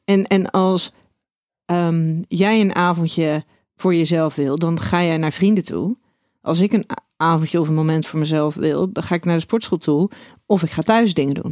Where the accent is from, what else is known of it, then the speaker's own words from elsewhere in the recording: Schiedam, South Holland, Netherlands; Ik ben kom uit Schiedam